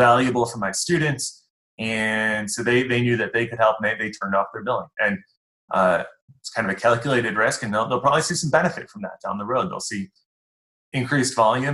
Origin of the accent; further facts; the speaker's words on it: Amherst, New York, United States; moved away as an adult; also born or lived in Buffalo / Ohio / Illinois / Indiana; I'm from Buffalo. I grew up in Amherst